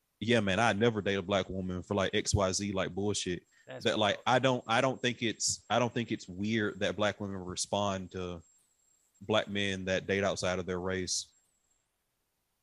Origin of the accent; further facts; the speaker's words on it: Atlanta, Georgia, United States; I'm from Southeast